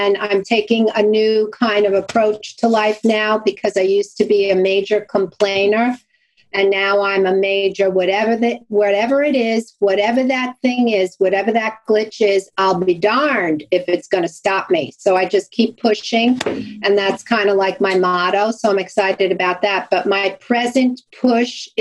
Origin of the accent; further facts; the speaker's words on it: Long Island, New York, United States; accent: Brooklyn sort of Long Island; also born or lived in Brooklyn, New York; I was born in Brooklyn and I'm proud to have my Brooklyn sort of Long Island accent because that's where I'm from. I'm from Long Island